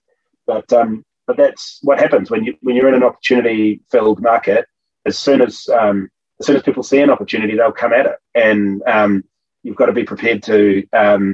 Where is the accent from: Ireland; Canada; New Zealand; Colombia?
New Zealand; Auckland; here in my hometown of Auckland